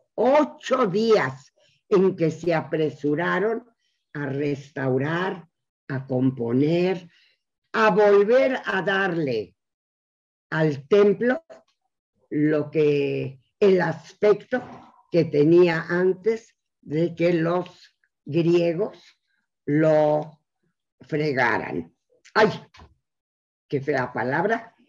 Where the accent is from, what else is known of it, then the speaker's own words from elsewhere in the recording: Mexico; los que estamos aquí en México, somos judíos mexicanos o mexicanos judíos